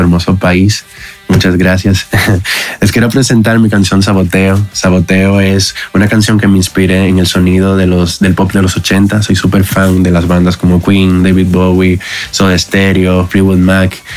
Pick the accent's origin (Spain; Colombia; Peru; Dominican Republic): Dominican Republic; moved away as an adult; now in Mexico; soy de la República Dominicana, pero pues ya llevo cuatro años en México